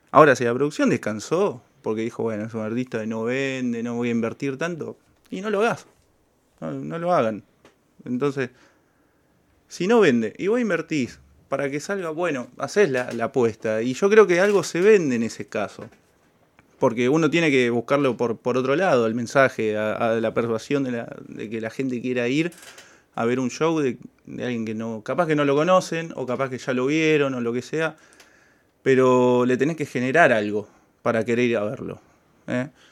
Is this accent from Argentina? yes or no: yes; Santa Fe, Argentina; de Santa Fe